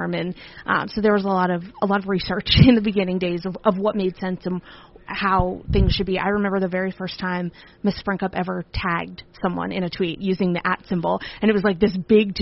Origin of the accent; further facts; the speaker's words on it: right outside of Philadelphia, Pennsylvania, United States; also born or lived in Virginia; I grew up right outside of Philadelphia.